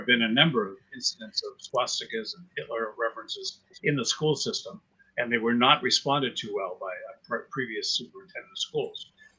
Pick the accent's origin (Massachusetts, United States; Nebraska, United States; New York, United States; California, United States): Massachusetts, United States; Stoughton; I think that we're from Stoughton.